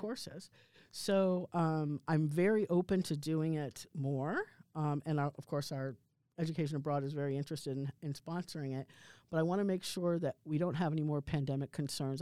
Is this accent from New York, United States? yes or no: yes; outside New York City, United States; a person who grew up in the Cold War, like, outside New York City